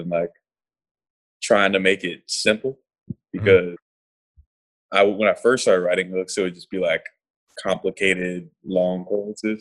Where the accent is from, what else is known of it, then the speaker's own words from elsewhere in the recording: Raleigh, North Carolina, United States; I'm from Raleigh, North Carolina